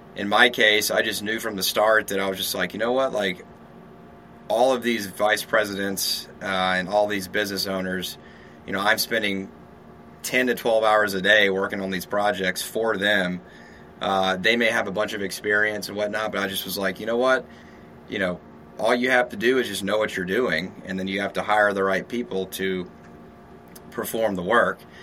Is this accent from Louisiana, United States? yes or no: yes; Shreveport, Louisiana, United States; moved away as an adult; also born or lived in San Diego, California; now in Austin, United States; I'm from Louisiana, Shreveport, Louisiana